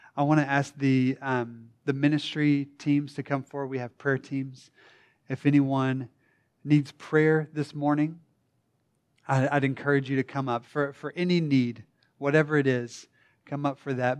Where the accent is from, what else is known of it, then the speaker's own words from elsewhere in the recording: the Bible Belt, United States; I was born and raised in the Bible Belt